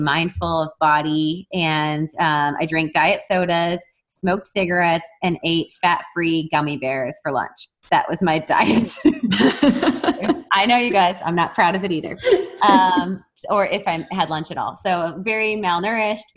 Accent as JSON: {"language": "English", "region": "Wisconsin", "country": "United States", "said": "I'm from Wisconsin and a cold environment"}